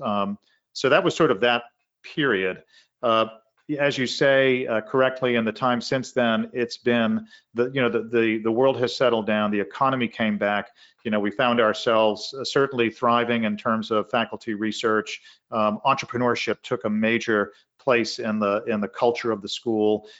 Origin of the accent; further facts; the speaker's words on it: Arlington, Massachusetts, United States; I grew up in Arlington, Massachusetts, twenty minutes from Harvard Yard.